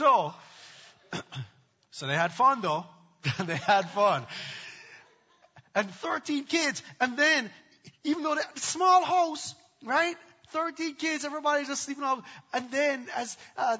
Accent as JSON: {"language": "English", "country": "Jamaica", "tie": "born or raised there", "moved": "yes", "said": "I grew up in Jamaica"}